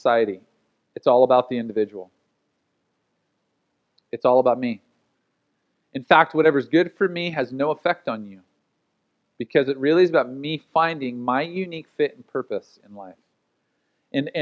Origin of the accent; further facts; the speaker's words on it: United States; as an American